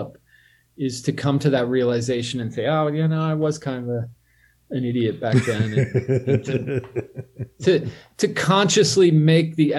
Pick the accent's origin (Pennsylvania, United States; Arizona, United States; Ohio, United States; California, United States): Pennsylvania, United States; Pittsburgh; moved away; also born or lived in New Orleans / Tokyo; I grew up my early years in Pittsburgh, and then I went to New Orleans and Tokyo